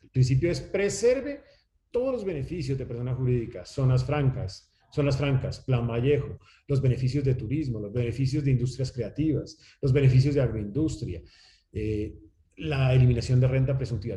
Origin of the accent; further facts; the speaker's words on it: Colombia; los colombianos somos